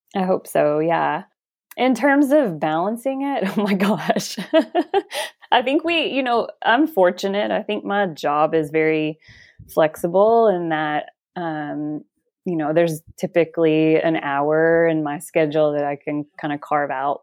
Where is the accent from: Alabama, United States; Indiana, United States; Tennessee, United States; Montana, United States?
Alabama, United States; now in Washington, United States; I am from Alabama, but I now live in the state of Washington.